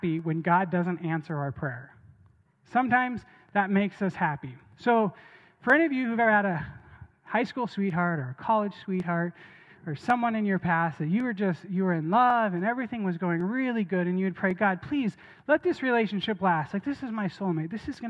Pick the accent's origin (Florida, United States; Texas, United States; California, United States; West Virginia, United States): California, United States; Southern; I grew up in Southern California